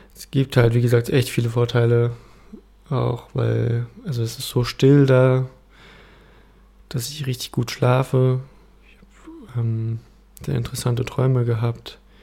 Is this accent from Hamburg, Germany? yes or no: no; Berlin, Germany; moved away as an adult; now in Leipzig, Germany; Also, also ich bin ähm, in Berlin aufgewachsen und meine Familie kommt aus Ostdeutschland.